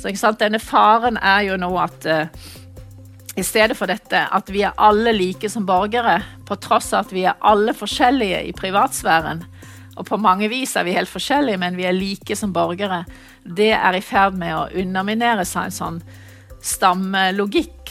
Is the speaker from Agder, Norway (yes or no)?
yes; Mandal, Agder, Norway; moved away; jeg er mandalitt, så jeg er vant til kysten